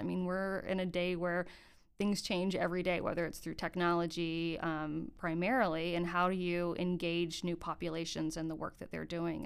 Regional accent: Gainesville, Florida, United States; moved away as an adult; now in Greensboro, United States; I grew up in Gainesville, Florida

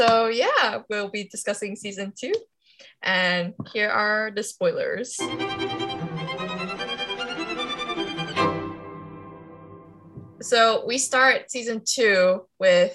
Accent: Kuala Lumpur, Malaysia; now in London, United Kingdom; from Kuala Lumpur, currently in London

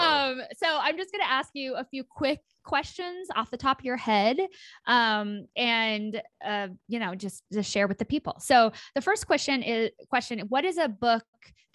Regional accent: rural Kansas, United States; I grew up in Kansas

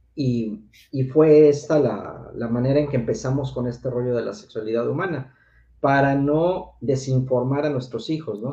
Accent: Mexico City, Mexico; soy originario del Distrito Federal, ahora México

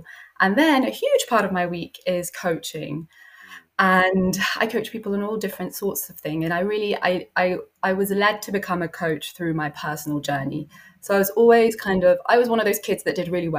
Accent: London, United Kingdom; So I'm from London. I was kind of born and bred here.

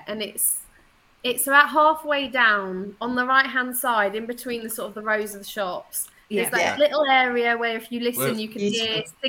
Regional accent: United Kingdom; we're British

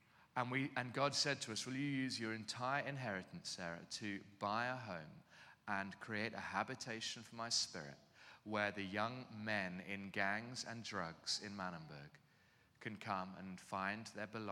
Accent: London, United Kingdom; moved away as an adult; now in Cape Town, South Africa; I'm from London, southeast London.

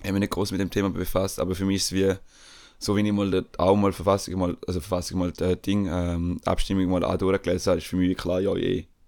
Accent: Switzerland; bei uns in der Schweiz

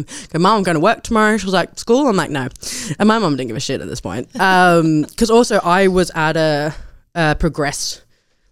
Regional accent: Australia; moved away as an adult; now in London, United Kingdom; I left this small town and come back and I realised how beautiful my hometown was

